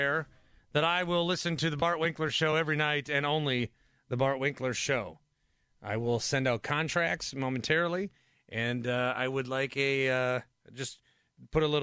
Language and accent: English; Fond du Lac, Wisconsin, United States; moved away; my hometown population, 44,000 people of Fond du Lac, Wisconsin